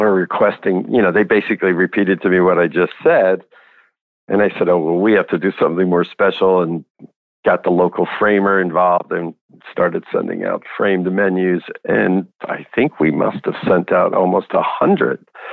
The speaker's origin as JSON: {"language": "English", "region": "New Jersey", "country": "United States", "tie": "born or raised there", "also_born_or_lived": "San Francisco", "said": "I grew up in New Jersey, spent some time in San Francisco"}